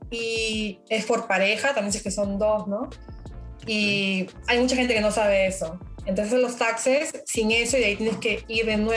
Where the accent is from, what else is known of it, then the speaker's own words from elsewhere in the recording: Peru; now in Canada; Pero lo bueno, por ejemplo, yo soy de Perú, ¿no?